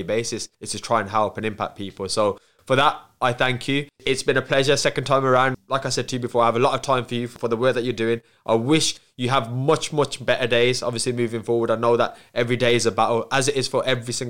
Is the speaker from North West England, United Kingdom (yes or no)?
no; Wolverhampton, West Midlands, United Kingdom; accent: Black Country / Wolverhampton; my accent being from the Black Country and then Wolverhampton